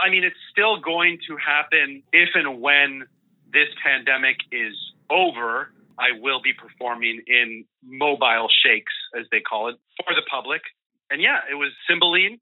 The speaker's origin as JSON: {"language": "English", "town": "El Centro", "region": "California", "country": "United States", "tie": "born or raised there", "also_born_or_lived": "Mexico City, Mexico / Puerto Rico", "first_language": "Spanish", "second_language": "English", "said": "I moved to El Centro, California, just before turning three"}